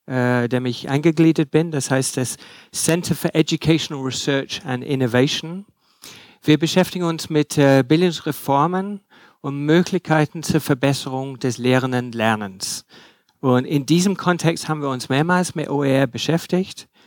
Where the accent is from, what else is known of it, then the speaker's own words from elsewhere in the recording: England, United Kingdom; German is a second language; ich bin auch Engländer, was er äh, nicht gesagt hat. Also wenn Sie nicht alles verstehen, es äh, liegt nicht nur an der Materie, sondern vielleicht an meiner Aussprache.